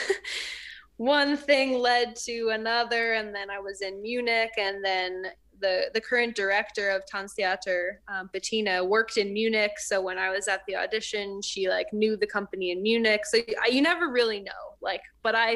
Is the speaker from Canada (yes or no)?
yes; Canada; moved away as an adult; also born or lived in New York, United States; I'm Canadian